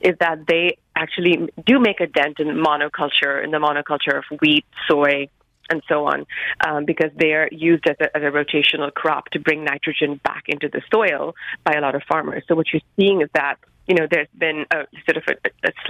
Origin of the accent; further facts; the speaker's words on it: Mumbai, Maharashtra, India; I grew up in Bombay in India.